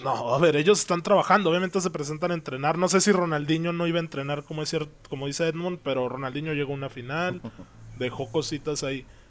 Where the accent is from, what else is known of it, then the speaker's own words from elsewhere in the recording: Mexico; como afición mexicana